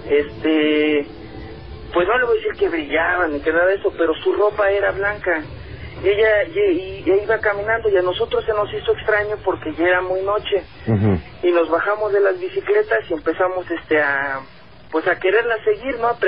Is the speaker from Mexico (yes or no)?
yes; Xalapa, Veracruz, Mexico; now in Mexico City, Mexico; yo soy de Veracruz, de Jalapa, Veracruz, este, del municipio del Castillo, a un ladito de, de, Jalapa, pues.